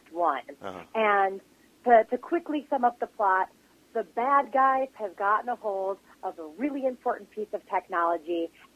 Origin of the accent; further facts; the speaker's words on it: Michigan, United States; I come from Michigan.